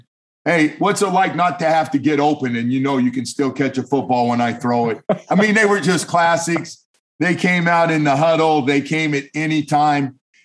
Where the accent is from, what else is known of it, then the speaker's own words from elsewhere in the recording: California, United States; And I'm going, snow? I'm from California, snow?